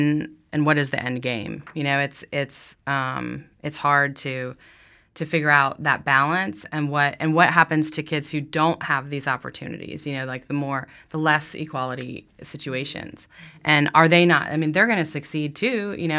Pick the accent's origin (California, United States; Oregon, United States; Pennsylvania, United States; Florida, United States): Florida, United States; I've done it. I grew up in Florida. I'm not afraid of fish.